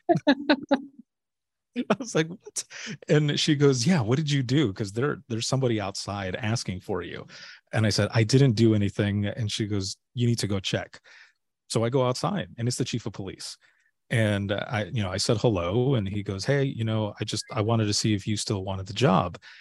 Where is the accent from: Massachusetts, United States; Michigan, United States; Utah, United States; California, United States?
Michigan, United States; Southwest; moved away as an adult; also born or lived in Florida; I'm originally from Southwest Michigan and, uh, you know, born and raised there.